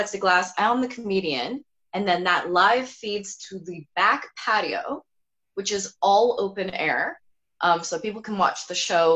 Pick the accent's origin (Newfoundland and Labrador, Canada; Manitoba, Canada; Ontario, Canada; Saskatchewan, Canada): Ontario, Canada; Burlington; I'm from Burlington, that's how everyone is there.